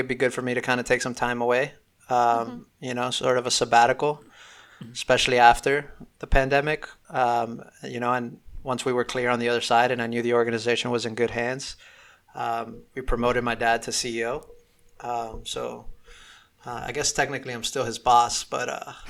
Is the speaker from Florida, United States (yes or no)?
yes; Miami, Florida, United States; growing up in Miami